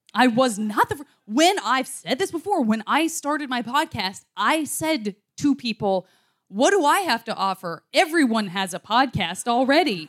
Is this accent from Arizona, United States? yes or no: yes; Arizona, United States; I'm from Arizona. I'm only from dry places